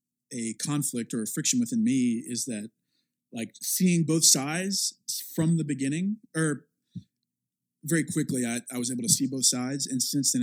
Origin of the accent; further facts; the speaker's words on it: the South, United States; I'm from the South and there's a very specific type of church and mega church culture there